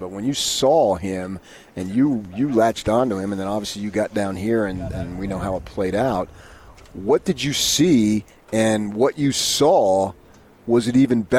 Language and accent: English; Arizona, United States; moved away; I grew up in Arizona and I know people down there